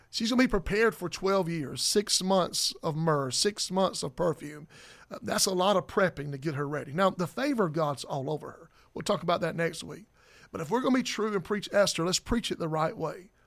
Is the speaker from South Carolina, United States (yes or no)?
yes; South Carolina, United States; I'm from South Carolina